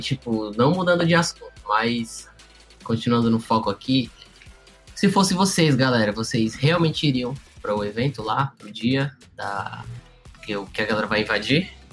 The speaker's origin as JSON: {"language": "Portuguese", "town": "Fortaleza", "region": "Ceará", "country": "Brazil", "said": "eu e o Rafael, a gente é de Fortaleza, aqui no Ceará."}